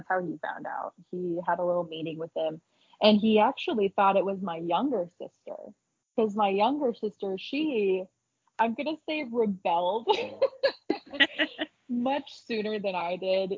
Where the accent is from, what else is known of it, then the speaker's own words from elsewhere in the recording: Utah, United States; also born or lived in Salt Lake County / Payson; I moved up to Salt Lake County. I still live in Utah